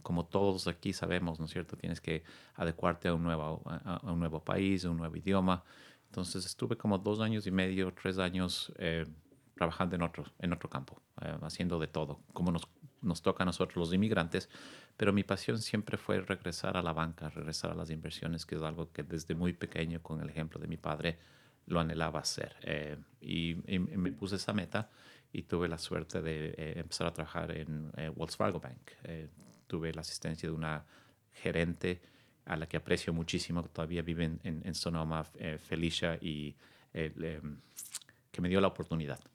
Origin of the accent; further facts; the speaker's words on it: Quito, Pichincha, Ecuador; also born or lived in New York / California; now in Sausalito, United States; originario de eh, Quito, Ecuador, un país que quiero mucho. Vine a los Estados Unidos hace casi 22 años